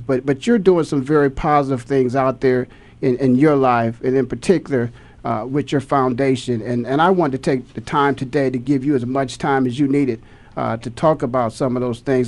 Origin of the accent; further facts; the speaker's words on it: Canton, Ohio, United States; born and raised in Canton, Ohio.